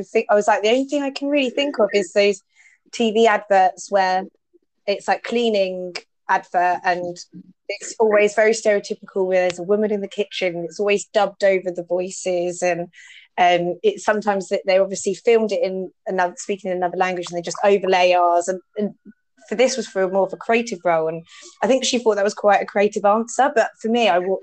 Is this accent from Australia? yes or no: no; Watford, East of England, United Kingdom; being very self-conscious about my accent, just because I'm from Watford